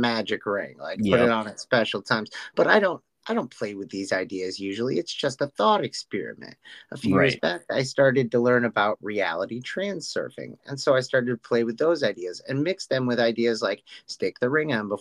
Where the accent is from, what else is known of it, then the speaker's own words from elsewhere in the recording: Canandaigua, New York, United States; I'm from Canandaigua, New York.